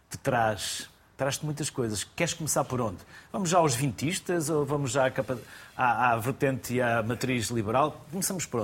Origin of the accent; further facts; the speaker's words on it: Porto, Porto District, Portugal; also born or lived in Mesinte (unclear birthplace); eu nasci em Mesinte, também nasci em casa. Sou do Porto, mas estudei no Porto, mas nasci, nasci em Mesinte.